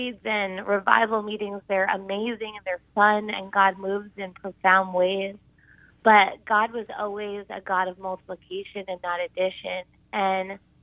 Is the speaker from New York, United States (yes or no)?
yes; Huntington, New York, United States; moved away as an adult; also born or lived in Manhattan; now in California, United States; I'm actually from Long Island myself